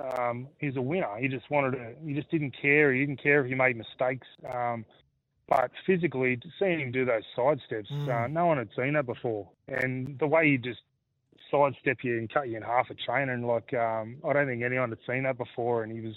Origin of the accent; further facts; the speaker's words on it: Australia; when growing up in Australia, it's cricket in the summer and footy in the winter, So I was sort of playing both as a kid.